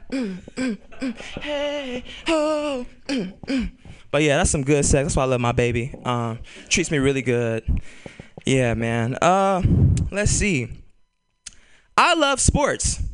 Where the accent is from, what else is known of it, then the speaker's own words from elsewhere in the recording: Bay Area, California, United States; I'm born and raised in California. I'm a Bay Area cat